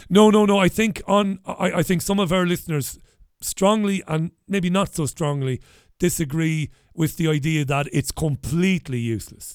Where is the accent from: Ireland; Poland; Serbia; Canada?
Ireland; now in United Kingdom; I'm Irish.